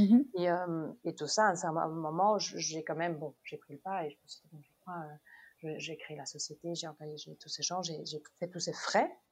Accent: Denmark; moved away as an adult; also born or lived in Germany; now in Belgium; j'ai grandi là-bas de mes 8 ans à mes 28 ans

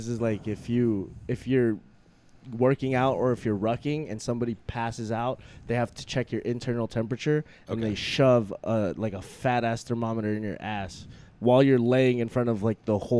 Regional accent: United States; I'm more American than I am Filipino.

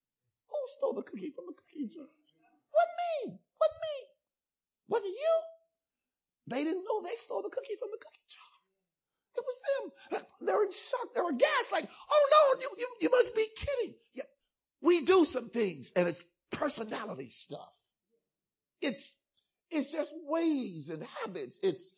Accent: Ghana; I'm also Ghanaian, by the way, so, y'all calm down.

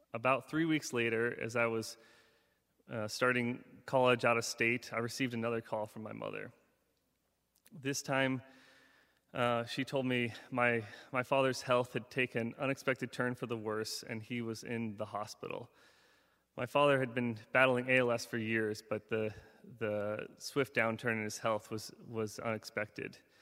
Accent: Seward, Alaska, United States; Growing up in Seward, Alaska

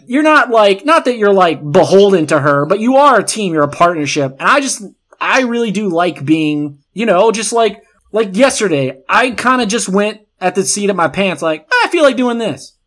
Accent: the South, United States; we're both from the South

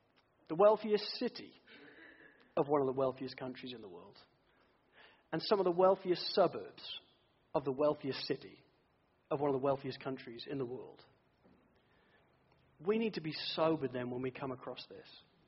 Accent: England, United Kingdom; now in Sydney, Australia; I came from England. We were all in recession. I just sold my house in the UK last week.

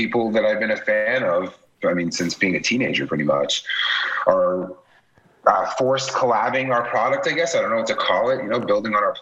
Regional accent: New York City, New York, United States

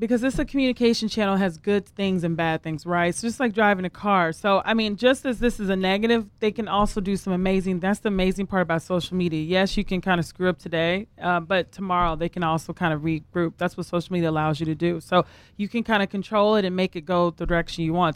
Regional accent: the South, United States; I'm from the South as well

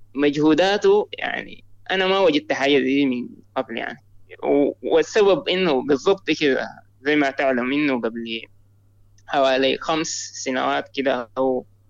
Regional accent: Sudan; أنا من السودان

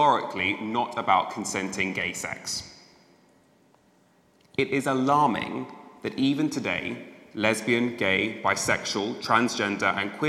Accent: United Kingdom; As a British gay man

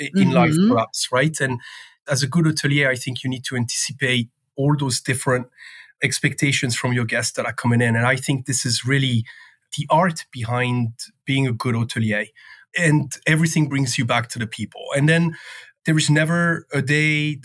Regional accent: Le Locle, Neuchâtel, Switzerland; moved away as an adult; now in Washington, D.C., United States; I am originally from Switzerland. I grew up in a tiny town in the Jura Mountains called Le Locle

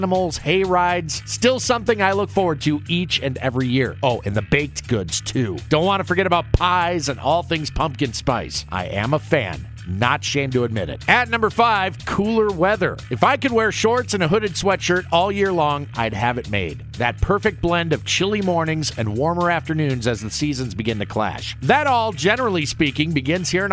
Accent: Ankeny, Iowa, United States; my hometown Ankeny Hawks

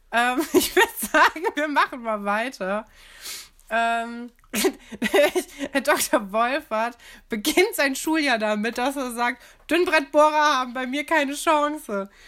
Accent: Aachen, North Rhine-Westphalia, Germany; Wir kommen ja aus Aachen und äh, Karl der Große war auch Karolinger.

